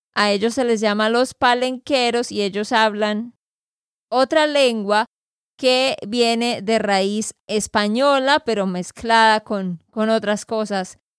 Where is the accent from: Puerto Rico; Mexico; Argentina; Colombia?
Colombia; Santander; de Santander, Colombia